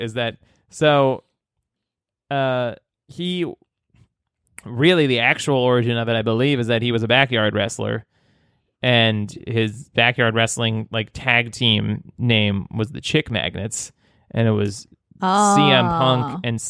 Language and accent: English; New York, United States; Excuse me, I am from New York.